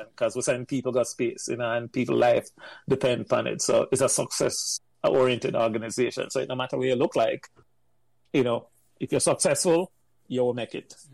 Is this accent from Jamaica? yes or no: yes; Jamaica; moved away as an adult; now in United States; I'm coming from Jamaica, go New York, and then end up enlisting at the Navy, spend six years